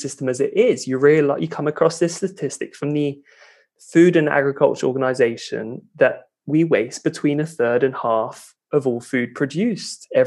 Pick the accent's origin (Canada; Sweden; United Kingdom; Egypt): United Kingdom; London; moved away as an adult; also born or lived in Edinburgh, Scotland; now in Denmark; I grew up in London, just in the suburbs